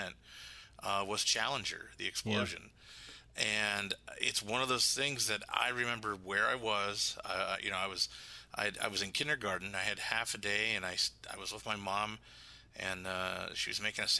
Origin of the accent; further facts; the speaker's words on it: Pittsburgh, Pennsylvania, United States; I grew up in Pittsburgh